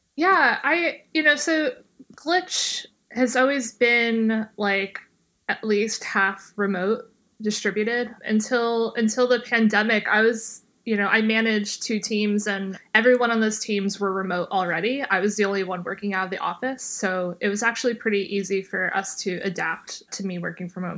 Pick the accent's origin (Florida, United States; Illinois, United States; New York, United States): New York, United States; New York City; I'm from Bay Ridge